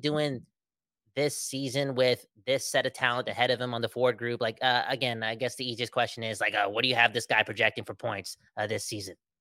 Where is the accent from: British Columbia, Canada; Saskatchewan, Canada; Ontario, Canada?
British Columbia, Canada; Surrey; we're both from Surrey